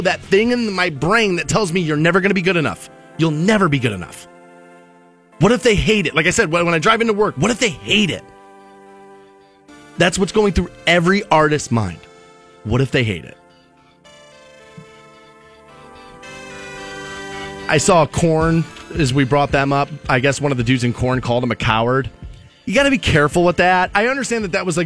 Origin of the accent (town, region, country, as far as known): Twinsburg, Ohio, United States